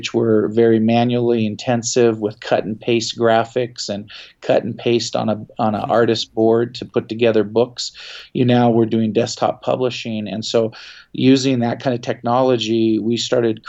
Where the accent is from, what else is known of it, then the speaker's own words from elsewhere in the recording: Seattle, Washington, United States; also born or lived in Philadelphia, Pennsylvania; I was raised in Seattle, Washington